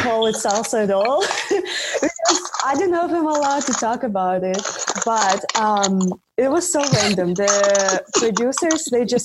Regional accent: Russia; English is a second language; moved away as an adult; also born or lived in Czech Republic; I'm from Russia, but I went to study to Czech Republic.

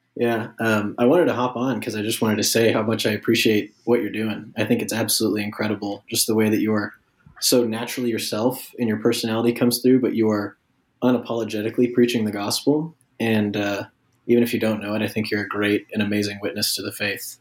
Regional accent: Kansas City, Kansas, United States; moved away as an adult; now in Oklahoma, United States; I grew up in Kansas City, Kansas, and went to school at Kansas State University

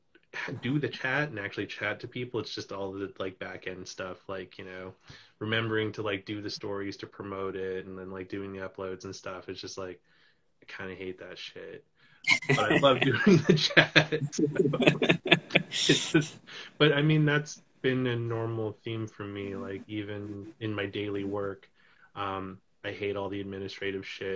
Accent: West Coast, Canada; now in Toronto, Canada; I'm in Toronto right now, but I'm originally from the West Coast, and all my family's out there.

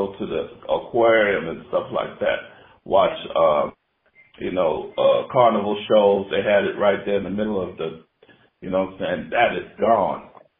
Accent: New York City, New York, United States; now in San Francisco, United States; I live in San Francisco, but I grew up in Brooklyn, New York.

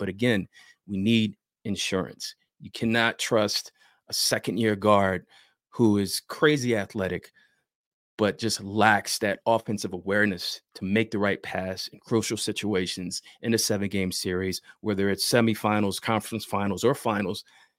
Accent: Philadelphia, Pennsylvania, United States; I grew up in North Philly

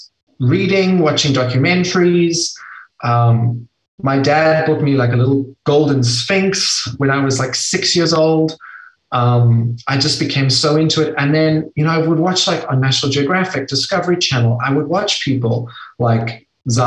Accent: South Africa; I'm from South Africa

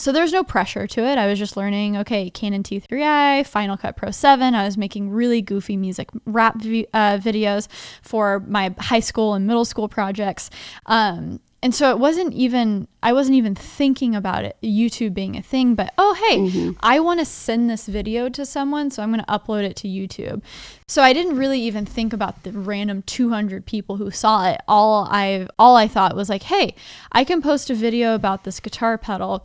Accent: Dallas, Texas, United States; born or raised there; moved away as an adult; also born or lived in Nashville, Tennessee

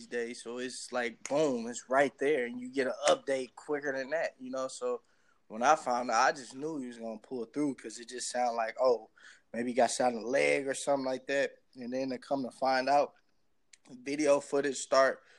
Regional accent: Houston, Texas, United States; also born or lived in Minneapolis, Minnesota / Los Angeles, California; now in Newark, United States; Houston is where I'm from, and Minnesota is where I was born, because Houston is what raised me

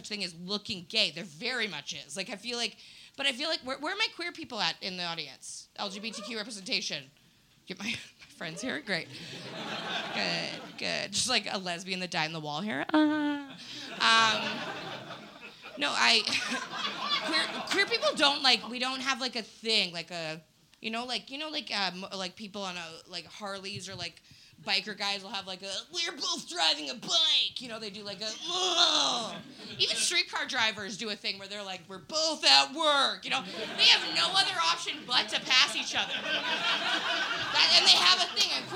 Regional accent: Winnipeg, Manitoba, Canada; moved away; I'm from Winnipeg originally

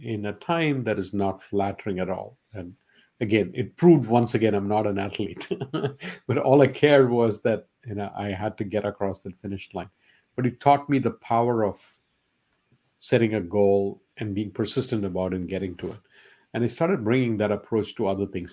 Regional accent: India; first language Malayalam; English is a second language; moved away as an adult; now in United States; growing up in India, the emphasis was not on sports

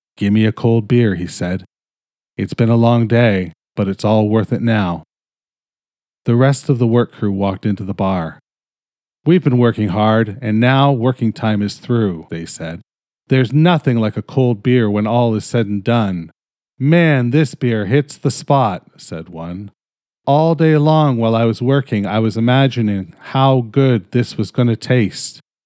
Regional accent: Canada; I'm fucking Canadian

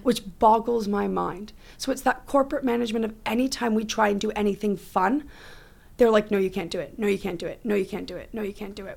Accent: Oakville, Ontario, Canada; when I grew up in Oakville

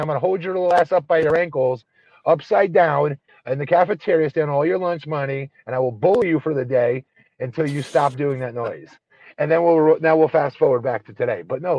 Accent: Connecticut, United States; I grew up in Connecticut.

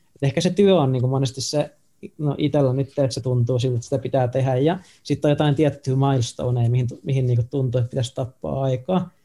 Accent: Tampere, Pirkanmaa, Finland; also born or lived in Nokia, Finland; now in Helsinki, Finland; mäkin oon Tampereelta siis tota, kotoisin sillä no mä oon syntynyt mm. Nokialla, mutta mä niinku identifioidun, että mä oon ihan niinku tamperelainen

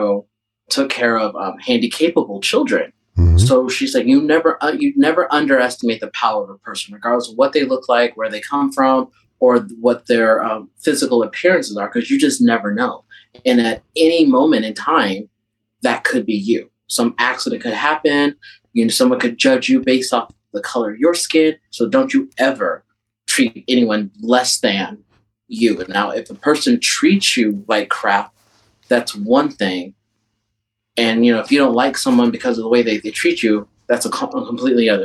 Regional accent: Midwest, United States; I grew up in the Midwest

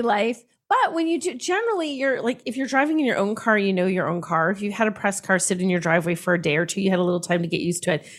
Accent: United States; we're American

